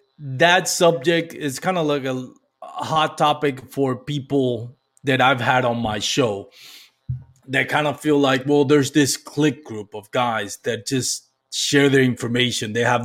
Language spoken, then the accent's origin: English; Texas, United States; as a Texan